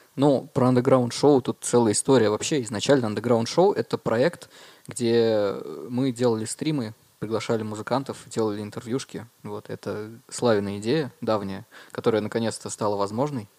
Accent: Murmansk, Murmansk Oblast, Russia; moved away as an adult; now in Dimitrovgrad, Russia; я родился в Димитровграде, да, и где-то в 5 э, или в 6 лет переехал, получается, в Мурманск. А, да, учился там в школе, закончил школу, 12 лет там прожил в целом.

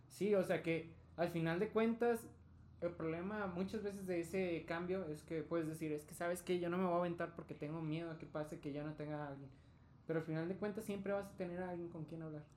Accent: Mexico; soy hombre, eh, soy bisexual, soy latino, soy mexicano

